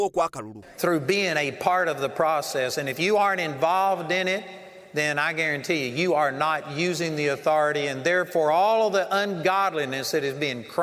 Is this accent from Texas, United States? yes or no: yes; Texas, United States; You know, I'm from Texas, and for a long time I thought that meant that nobody had come out against them.